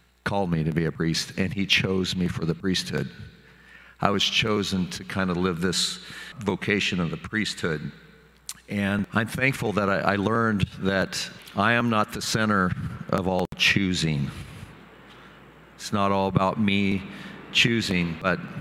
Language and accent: English; Sublimity, Oregon, United States; growing up in Sublimity, Oregon